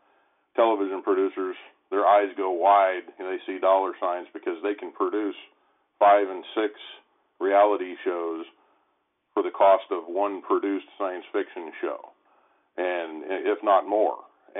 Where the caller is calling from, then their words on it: Columbus, Ohio, United States; I'm calling from the Central Ohio area.